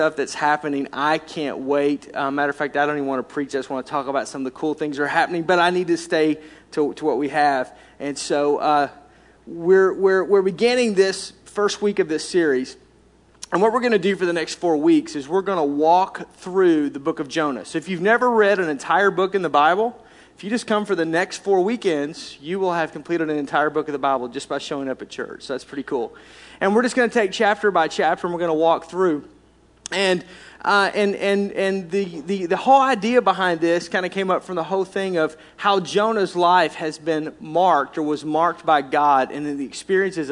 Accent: Arkansas, United States; I was raised in Arkansas, if you couldn't tell by my accent

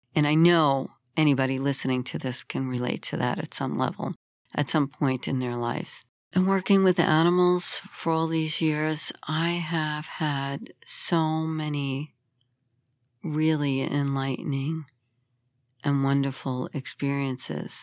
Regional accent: New York City, New York, United States; I grew up in Brooklyn, which was a very difficult time in history in America and a very violent place.

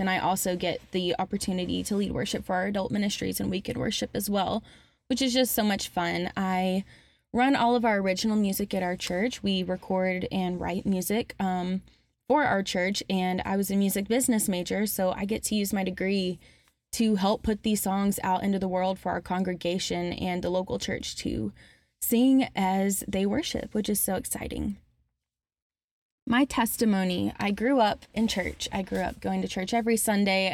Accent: Alabama, United States; moved away as an adult; now in Murfreesboro, United States; My family moved to Alabama right before I started middle school

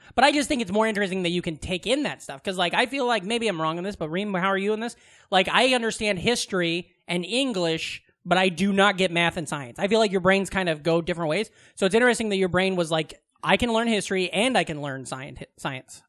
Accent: Iowa, United States; moved away; the oldest bar in my hometown, I'm pretty sure, is called Cheers.

